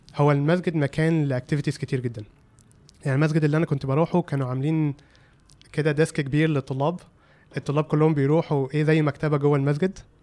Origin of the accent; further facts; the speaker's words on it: Egypt; moved away as an adult; also born or lived in California, United States; كواحد مصري